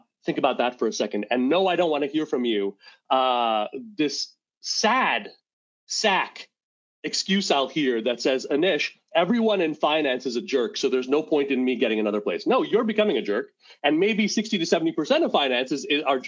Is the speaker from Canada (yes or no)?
yes; Montreal, Quebec, Canada; moved away as an adult; now in Rochester, United States; I grew up in Montreal, Quebec. I live in Rochester, New York, and I've lived in America since 2006, but I grew up in Montreal